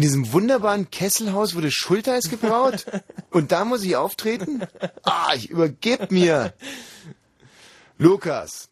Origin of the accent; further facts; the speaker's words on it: Ammersee area near Munich, Bavaria, Germany; moved away; Aus Schonau am Ammersee